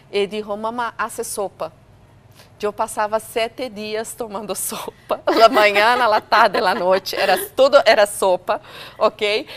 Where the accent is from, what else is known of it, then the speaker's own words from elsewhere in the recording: Brazil; moved away; eu sou brasileira